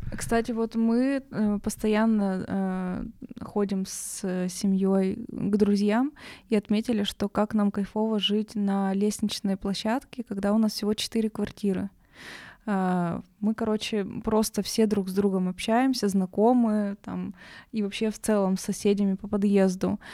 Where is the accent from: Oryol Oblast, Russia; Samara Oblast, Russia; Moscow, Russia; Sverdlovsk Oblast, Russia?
Sverdlovsk Oblast, Russia; Nizhny Tagil; now in Yekaterinburg, Russia; я просто родом из Тагила